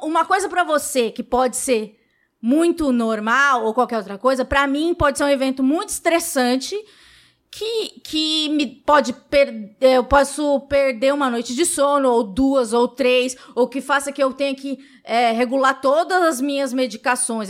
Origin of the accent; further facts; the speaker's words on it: São Paulo, Brazil; Eu nasci no Capão Redondo